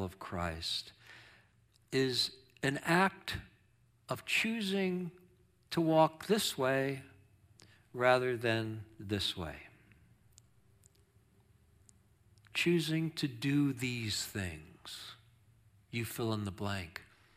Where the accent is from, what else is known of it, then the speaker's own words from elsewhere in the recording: Long Island, New York, United States; moved away; growing up on Long Island, New York